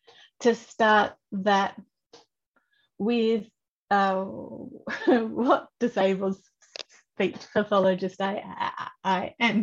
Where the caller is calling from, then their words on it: Victoria, Australia; I am coming from the Wurundjeri land, and I love that my desk gets to look out at the trees